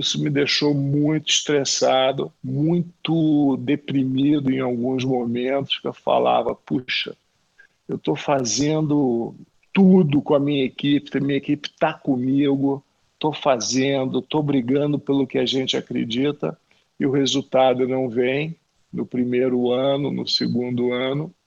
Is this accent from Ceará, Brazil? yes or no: no; Rio de Janeiro, Brazil; eu, como carioca